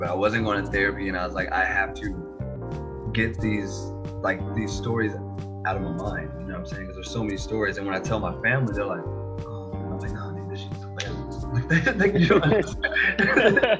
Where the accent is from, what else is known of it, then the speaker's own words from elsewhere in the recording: Chicago, Illinois, United States; I'm from Chicago